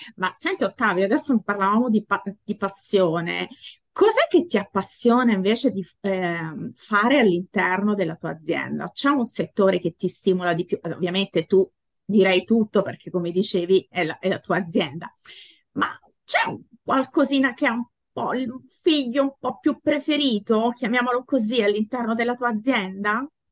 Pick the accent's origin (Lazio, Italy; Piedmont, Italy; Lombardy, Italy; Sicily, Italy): Lazio, Italy; Latina; io sono di Latina